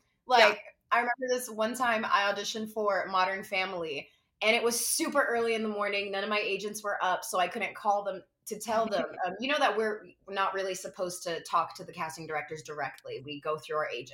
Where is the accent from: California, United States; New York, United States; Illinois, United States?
New York, United States; New York City; I grew up in Brooklyn, New York City.